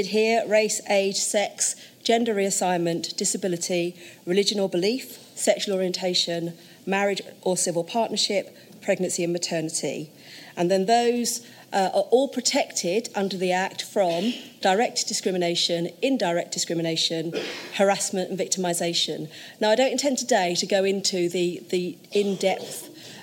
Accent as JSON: {"language": "English", "region": "London", "country": "United Kingdom", "tie": "born or raised there", "said": "I was born in Tottenham"}